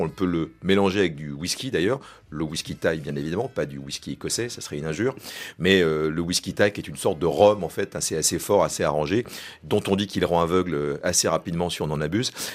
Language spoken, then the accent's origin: French; France; on est français